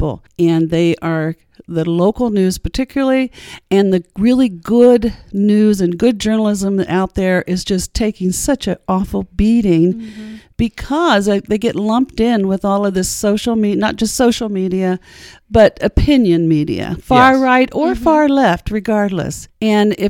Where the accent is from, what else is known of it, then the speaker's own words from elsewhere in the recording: Muncie, Indiana, United States; I'm a Muncie girl, so I went to schools that are no longer exist